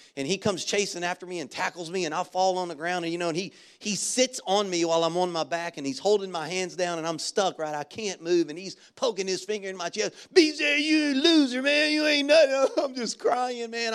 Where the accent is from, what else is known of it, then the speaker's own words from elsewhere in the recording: Baton Rouge, Louisiana, United States; moved away; our elementary school where I grew up in Baton Rouge.